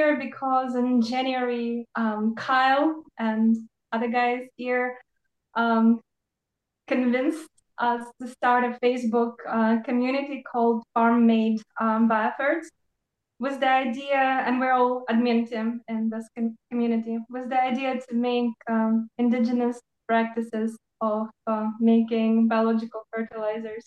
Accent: Odesa, Odesa Oblast, Ukraine; moved away as an adult; also born or lived in Ohio, United States; now in Charleston, United States; I'm an expat from Odessa, Ukraine, where I was born and grew up

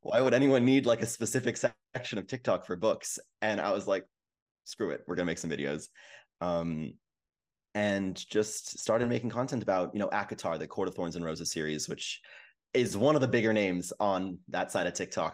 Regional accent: Vancouver, British Columbia, Canada; I'm from Vancouver

